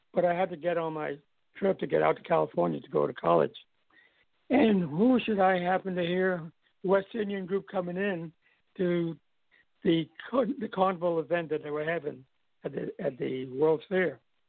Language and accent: English; British Virgin Islands; I said, I'm from Virgin Islands.